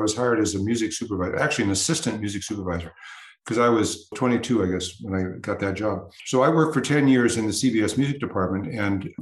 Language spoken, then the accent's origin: English; United Kingdom; being a Brit